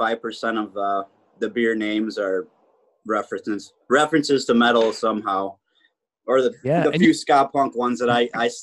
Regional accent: Detroit, Michigan, United States; now in Upper Peninsula, United States; I'm from the Detroit area originally, but as you know, Chuck, I'm up here working at Cognition

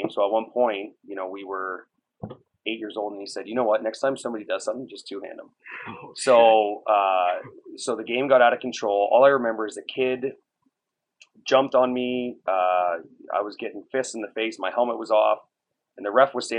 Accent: Woodslee, Ontario, Canada; I'm from Woodsley

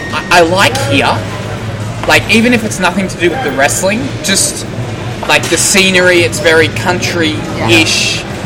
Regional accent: Australia; Because I'm very Australian and I use a lot of slang all the time.

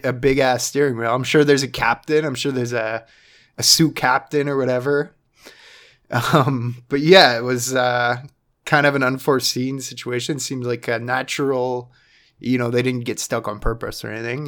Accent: Canada; being our Canadian, um, brothers and sisters

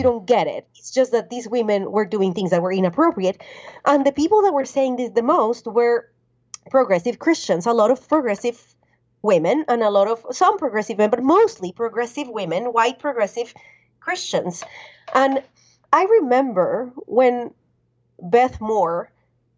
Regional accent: Colombia; now in United States; I was born and raised in Colombia

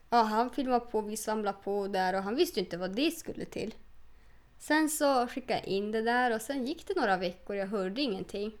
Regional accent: Norrland, Sweden; Jag har växt upp med en pappa som var renskötare

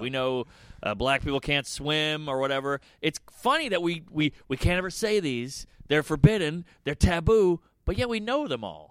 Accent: New Orleans, Louisiana, United States; I'm from New Orleans. I'm a Southern cunt.

